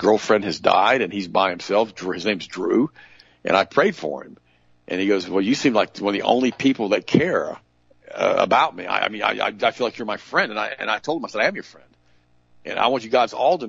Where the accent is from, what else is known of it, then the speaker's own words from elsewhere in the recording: United States; I'm that first generation German. My mom was born in Germany. I was born here as an American.